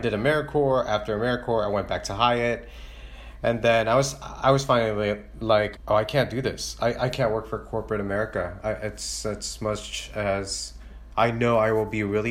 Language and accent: English; Chicago, Illinois, United States; also born or lived in Philippines; now in Los Angeles, United States; growing up in Chicago